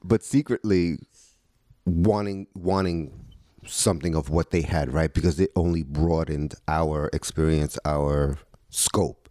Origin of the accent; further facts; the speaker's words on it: New York City, New York, United States; Growing up in the Lower East Side, you, we knew what we were getting out of people